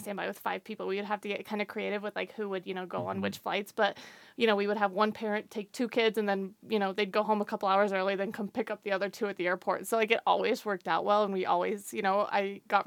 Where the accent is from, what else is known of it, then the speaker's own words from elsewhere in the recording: Greeley, Colorado, United States; I'm from Greeley, which is about an hour north of Denver.